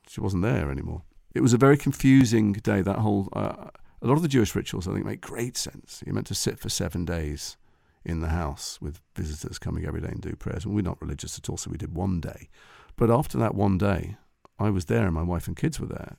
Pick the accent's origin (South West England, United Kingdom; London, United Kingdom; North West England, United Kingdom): North West England, United Kingdom; Liverpool; we're from Liverpool.